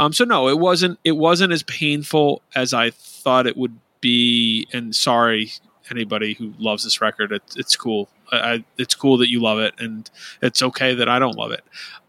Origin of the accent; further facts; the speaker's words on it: Midwest, United States; Growing up in the Midwest, I saw this band at least once a year between 2005 and 2010.